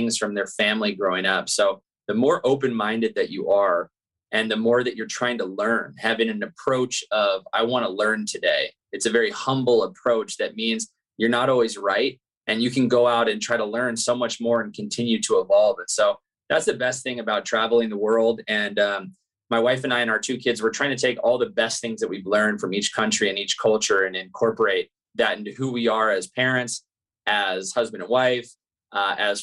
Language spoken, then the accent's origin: English; Santa Barbara, California, United States; moved away as an adult; also born or lived in Louisiana / Washington / Germany / France; I'm from Santa Barbara, California